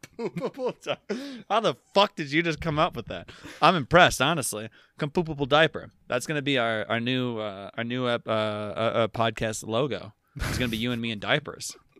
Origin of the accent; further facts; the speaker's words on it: United States; as an American citizen